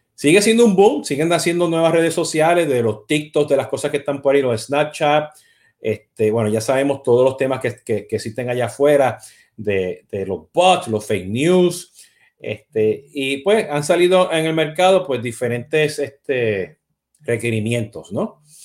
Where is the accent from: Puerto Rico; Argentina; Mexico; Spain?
Puerto Rico; yo siendo puertorriqueño